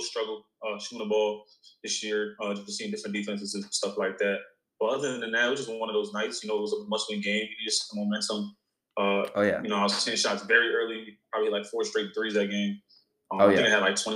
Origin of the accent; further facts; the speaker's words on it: New York, United States; I'm from New York